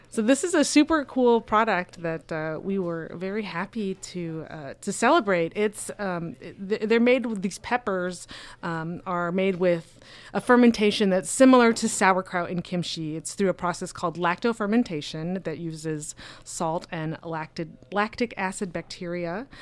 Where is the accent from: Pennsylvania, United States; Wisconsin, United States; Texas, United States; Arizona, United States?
Arizona, United States; Phoenix; I'm from Phoenix